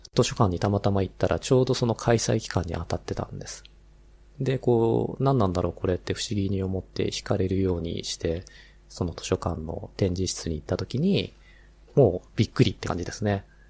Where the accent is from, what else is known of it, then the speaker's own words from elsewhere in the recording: Hachioji, Tokyo, Japan; 実は私も出身が八王子なんですね